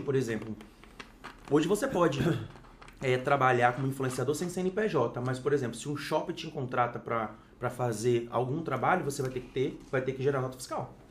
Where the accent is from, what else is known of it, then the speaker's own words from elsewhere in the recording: Vitória, Espírito Santo, Brazil; sou de Vitória, Espírito Santo